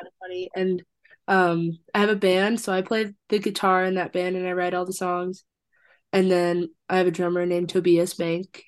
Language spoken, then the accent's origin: English; Fort Collins, Colorado, United States; also born or lived in Wisconsin / Iowa City, Iowa / Longmont, Colorado / Austin, Texas; I was born in Wisconsin, but then moved to Iowa City and spent my whole childhood in Iowa City, but then moved to Fort Collins when I was like 10. So like half of childhood in Iowa and then mm-hmm. half in Fort Collins, Colorado.